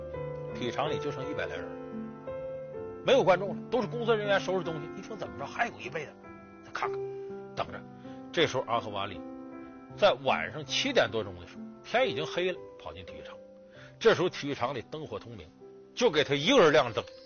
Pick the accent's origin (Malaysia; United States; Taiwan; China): China; 其实这一点呢，对于我们中国人来讲，同样具有强烈的激励作用。